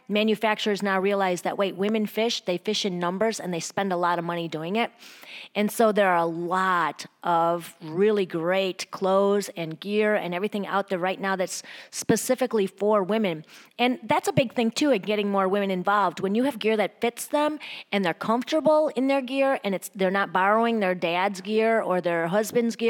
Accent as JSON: {"language": "English", "region": "Wisconsin", "country": "United States", "tie": "born or raised there", "also_born_or_lived": "Chicago", "moved": "yes", "said": "my hometown in Wisconsin"}